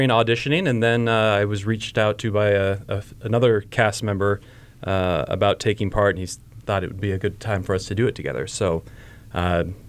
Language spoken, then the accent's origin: English; Pillager, Minnesota, United States; moved away as an adult; came back to my hometown and started doing theater with the Brainerd Community Theater